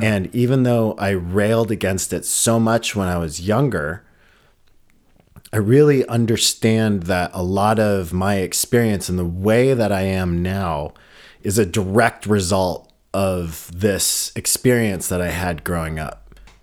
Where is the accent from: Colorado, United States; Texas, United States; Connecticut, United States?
Colorado, United States; Boulder; now in Berlin, Germany; I grew up in Boulder, Colorado, and it was predominantly white